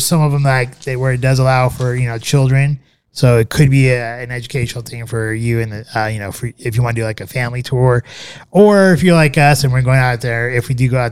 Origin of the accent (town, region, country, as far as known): United States